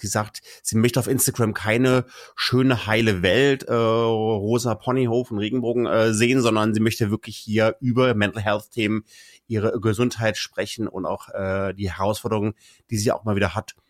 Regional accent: Kassel, Hesse, Germany; ich bleibe auch in Deutschland und gehe in meine Heimatregion Kassel

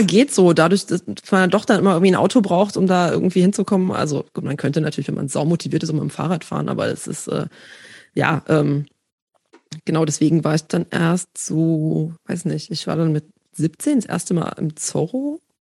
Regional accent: village east of Leipzig, Saxony, Germany; now in Berlin, Germany; ich bin groß geworden auf dem Dorf östlich von Leipzig

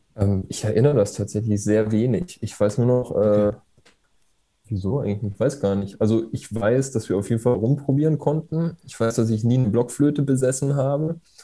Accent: Erlangen, Bavaria, Germany; born or raised there

